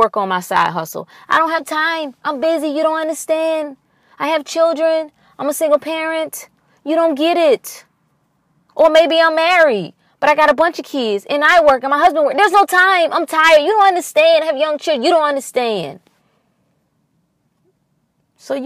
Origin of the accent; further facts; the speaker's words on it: North Carolina, United States; I grew up in North Carolina, so, you know, and we were close to the Virginia border